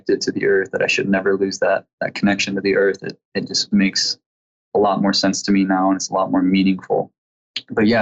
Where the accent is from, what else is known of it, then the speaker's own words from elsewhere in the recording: Midwest, United States; I come from a tribe here in the Midwest